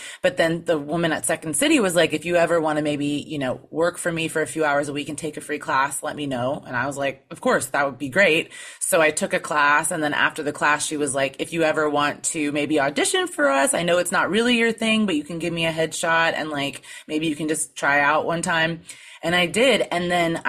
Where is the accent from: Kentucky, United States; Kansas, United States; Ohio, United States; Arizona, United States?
Kansas, United States; moved away as an adult; also born or lived in Chicago; I'm from Kansas